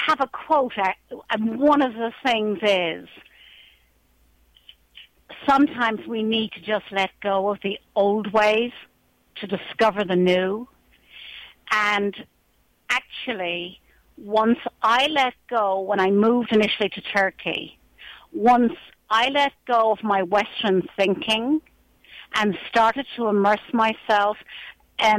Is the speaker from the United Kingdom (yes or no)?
no; Ireland; moved away as an adult; this Irish woman who walks the valley